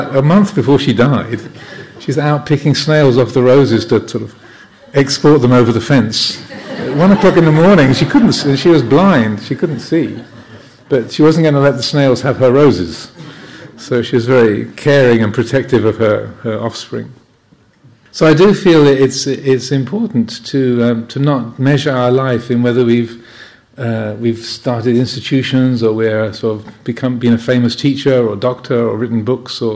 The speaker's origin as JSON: {"language": "English", "area": "Kent", "region": "South East England", "country": "United Kingdom", "tie": "born or raised there", "said": "the house where I grew up in Kent"}